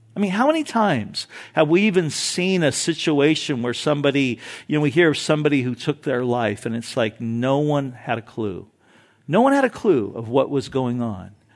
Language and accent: English; Orange County, California, United States; growing up in Orange County